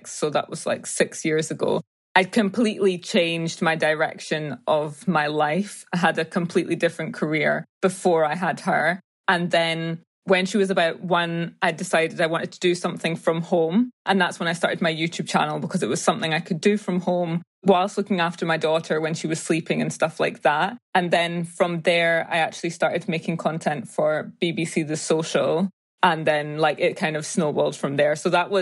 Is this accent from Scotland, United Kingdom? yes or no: yes; Edinburgh, Scotland, United Kingdom; also born or lived in Ghana; I was born and raised in Edinburgh in Scotland